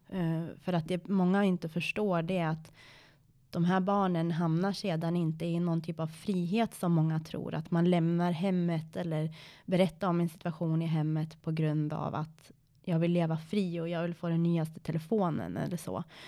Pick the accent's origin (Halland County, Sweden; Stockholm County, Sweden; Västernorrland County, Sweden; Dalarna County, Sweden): Västernorrland County, Sweden; Sundsvall; also born or lived in Iran; i Sundsvall där jag är uppvuxen